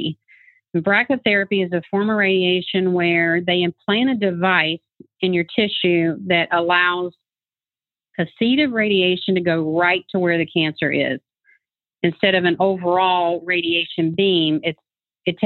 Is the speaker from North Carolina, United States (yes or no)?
yes; North Carolina, United States; now in Kennesaw, United States; I grew up in North Carolina